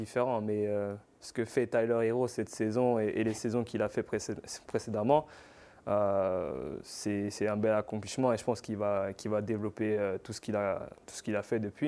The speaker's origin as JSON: {"language": "French", "country": "France", "said": "je suis français"}